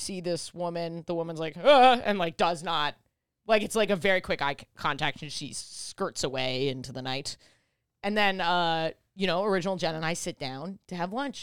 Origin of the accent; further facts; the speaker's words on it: New York, United States; I grew up in New York.